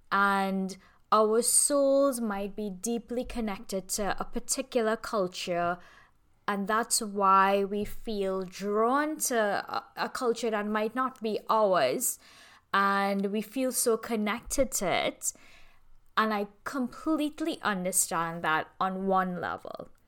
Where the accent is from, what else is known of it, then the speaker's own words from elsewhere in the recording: Trinidad & Tobago; my life as an Indian woman in the Caribbean I'm like fifth sixth generation Trinidadian so being Caribbean is a huge part of my identity. Being from Trinidad and Tobago is my soul is steeped in it.